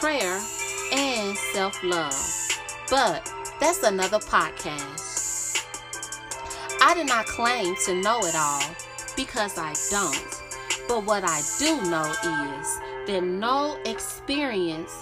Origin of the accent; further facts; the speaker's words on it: Memphis, Tennessee, United States; I'm from Memphis, Tennessee